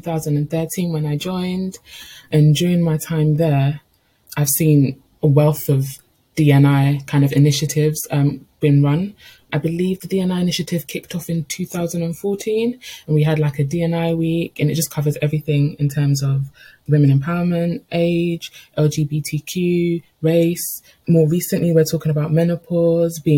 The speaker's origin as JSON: {"language": "English", "country": "United Kingdom", "tie": "born or raised there", "also_born_or_lived": "Portsmouth", "said": "I was born in the United Kingdom, but to a parent or mother who migrated here several years before I was born. I've been raised in an inner city area"}